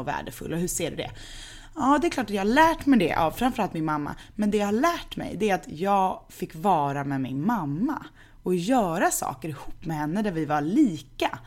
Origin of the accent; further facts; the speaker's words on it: Gothenburg, Västra Götaland, Sweden; Änggården, där jag är uppvuxen